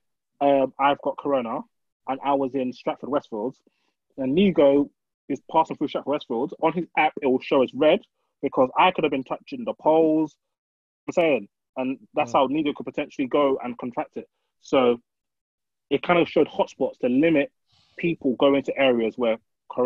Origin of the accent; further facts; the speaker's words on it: Nigeria; now in United Kingdom; I'm Nigerian